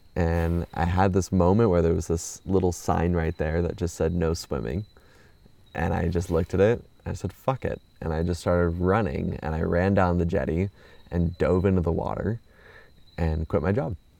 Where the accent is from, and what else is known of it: Orange County, California, United States; born or raised there; moved away